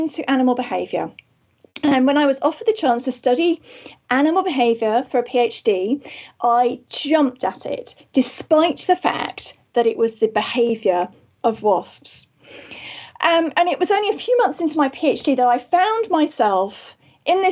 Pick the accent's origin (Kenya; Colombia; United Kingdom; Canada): United Kingdom; Wales; I am indeed from Wales